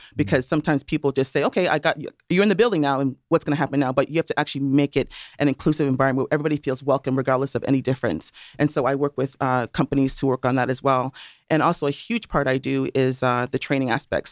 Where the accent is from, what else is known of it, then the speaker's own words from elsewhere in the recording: Toronto, Ontario, Canada; accent: Canadian and Caribbean mix; also born or lived in Trinidad and Tobago; now in United States; I was born in Toronto. However, my parents are from Trinidad and Tobago.